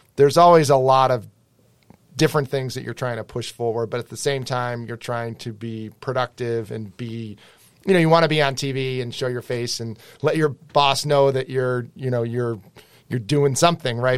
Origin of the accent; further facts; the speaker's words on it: Western Massachusetts, United States; moved away as an adult; now in Boston, United States; I grew up in Western Mass.